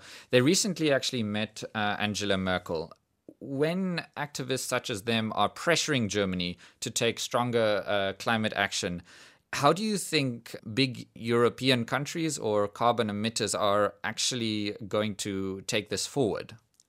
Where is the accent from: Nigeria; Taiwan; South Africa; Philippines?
South Africa; I'm also from South Africa.